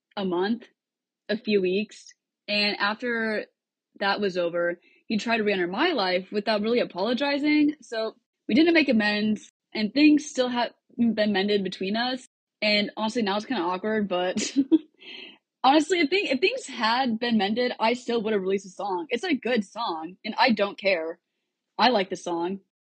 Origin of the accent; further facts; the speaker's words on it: Cedar Rapids, Iowa, United States; moved away as an adult; now in Nashville, United States; I grew up in Cedar Rapids, Iowa, but I moved to Nashville about four months ago to attend Belmont University